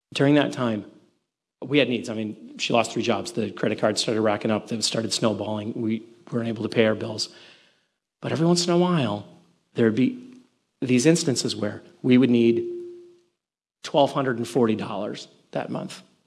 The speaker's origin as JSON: {"language": "English", "town": "Milwaukee", "region": "Wisconsin", "country": "United States", "moved": "yes", "said": "I'm originally from the Midwest, in case you didn't know, I'm originally from Milwaukee"}